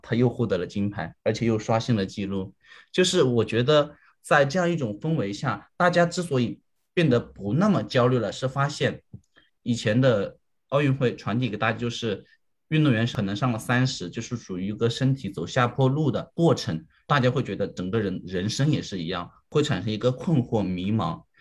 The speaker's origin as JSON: {"language": "Chinese", "country": "China", "said": "对于我们中国人来说"}